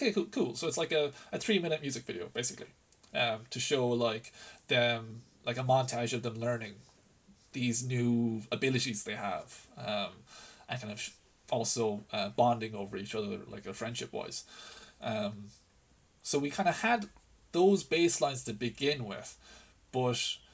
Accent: Lisdoonvarna, County Clare, Ireland; I grew up around Lisdoon Varna, so I used to always spend like summers on the islands, on the Aran Islands

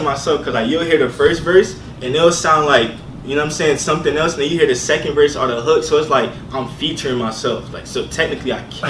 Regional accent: Jamaica; Our culture, like, we're both Jamaican, so it's like, our parents, they be living there, like they be living for years, man.

